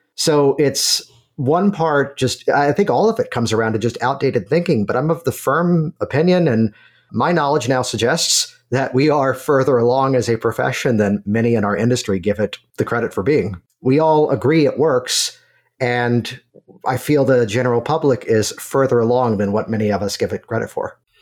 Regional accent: Virginia, United States; moved away; I'm originally from Virginia

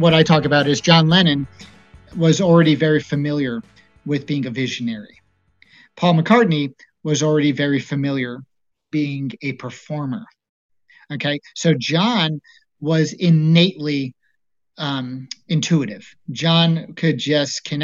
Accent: East Coast, United States; moved away; also born or lived in Colorado; I grew up on the East Coast, and there wasn't too many Mormons

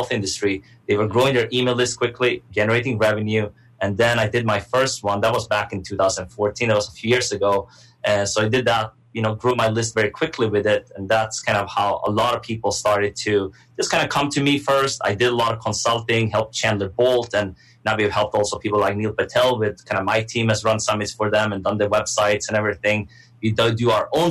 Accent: Sweden; I'm originally from Sweden. So I grew up there, you know, my mom, Swedish, my dad, Iranian.

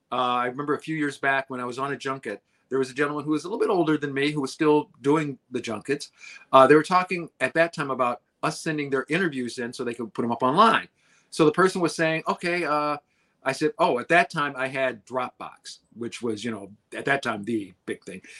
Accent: Detroit, Michigan, United States; I'm from Detroit. I just had to come over and say hello.

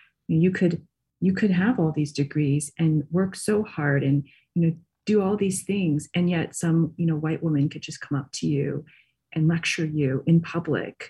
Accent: Michigan, United States; I grew up in Michigan

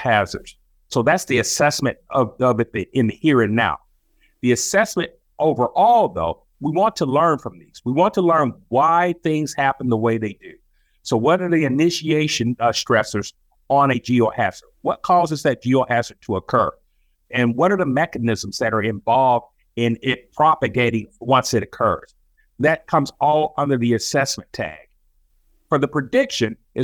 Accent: Rome, Georgia, United States; moved away as an adult; also born or lived in Tallahassee, Florida / Washington, D.C. / Ohio; now in Kentucky, United States; I'm originally from Rome, Georgia. So I'm a Southern boy, born and raised

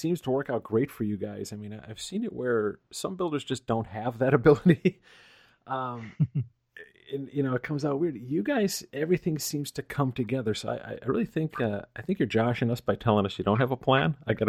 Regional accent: Northeast, United States; moved away as an adult; I grew up in the Northeast

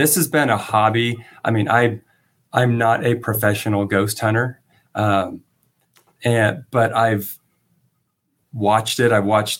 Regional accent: California, United States; And I'm from Southern California, but I had never really heard of this hotel.

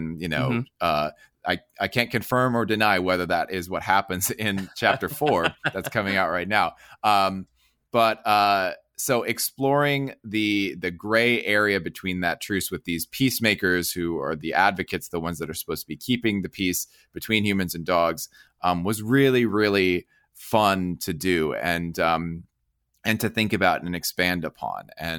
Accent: New Jersey, United States; I grew up in Jersey.

